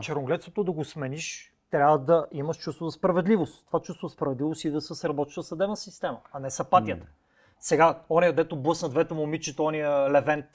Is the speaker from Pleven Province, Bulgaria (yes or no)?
yes; Cherven Bryag, Pleven Province, Bulgaria; moved away as an adult; моя роден град Червен бряг, mm-hmm. от който съм излязъл при 20 години